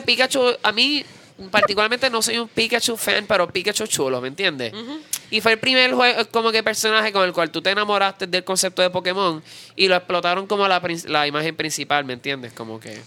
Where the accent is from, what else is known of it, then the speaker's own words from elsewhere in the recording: Puerto Rico; nosotros los puertorriqueños.